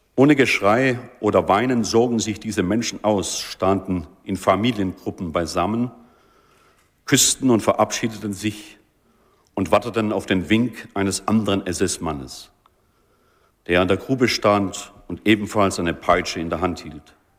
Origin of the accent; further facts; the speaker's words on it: Germany; unserer Identität als Deutsche